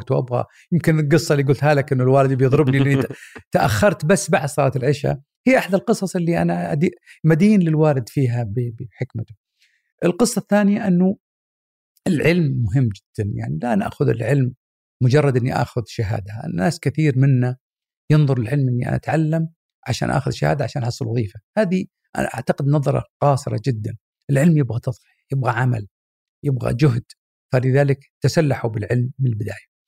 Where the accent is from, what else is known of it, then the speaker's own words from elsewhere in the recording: Mecca, Makkah Province, Saudi Arabia; born there; وبعد الحج فعلا ولدت وكانت طبعا وقتها في مكه فبعد انتهاء حجها ولدت وهي في مكه